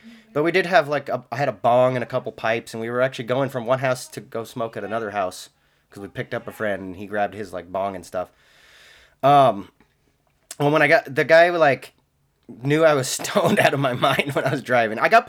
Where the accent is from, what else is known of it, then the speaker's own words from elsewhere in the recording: Washington, United States; I'm from Washington